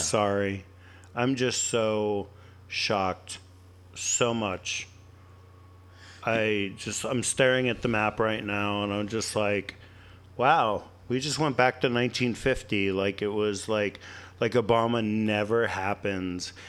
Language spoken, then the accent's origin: English; Pennsylvania, United States; moved away; I'm originally from Pennsylvania